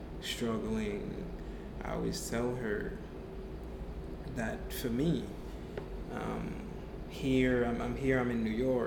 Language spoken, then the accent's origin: English; Haiti; moved away; I was born and raised in Haiti